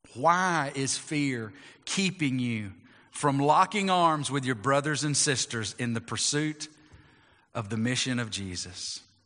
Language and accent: English; United States; as American Christians, we want to include our Christianity to what we are as Americans